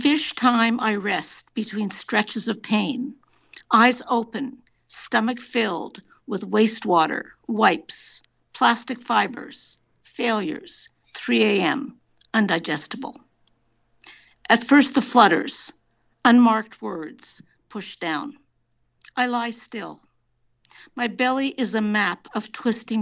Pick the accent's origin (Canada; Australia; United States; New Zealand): Canada; Montreal, Quebec; now in Toronto, Canada; I grew up in Montreal, but I've been living in Toronto for an awfully long time